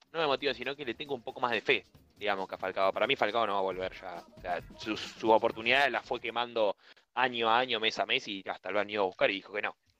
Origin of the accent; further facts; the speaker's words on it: Bahía Blanca, Buenos Aires Province, Argentina; moved away; also born or lived in La Plata / Rosario; Yo crecí en Bahía Blanca, más allá de ser platense